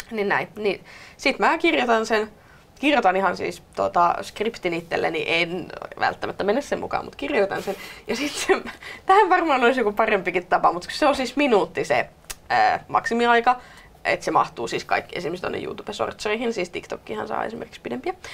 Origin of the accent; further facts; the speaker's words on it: Tervakoski, Kanta-Häme, Finland; Mä oon myös Maalta, ehkä vähän enemmänkin vielä Maalta. Mä oon Tervakoskelta